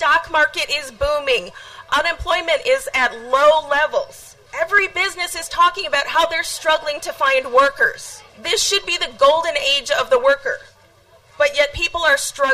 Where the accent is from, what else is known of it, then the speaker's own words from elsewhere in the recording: Eau Claire, Wisconsin, United States; Growing up in Eau Claire, I was constantly surrounded by people who looked and talked like I was